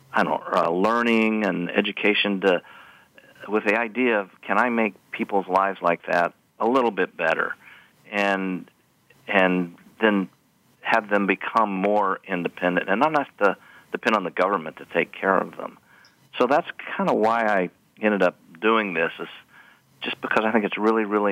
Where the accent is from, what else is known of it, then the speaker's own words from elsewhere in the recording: Kentucky, United States; I grew up in Kentucky